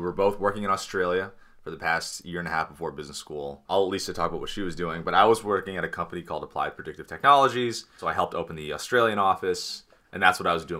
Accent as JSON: {"language": "English", "town": "Los Angeles", "region": "California", "country": "United States", "tie": "born or raised there", "also_born_or_lived": "Berkeley", "moved": "as an adult", "said": "I was born in Los Angeles, born and raised in Los Angeles, then went to Berkeley."}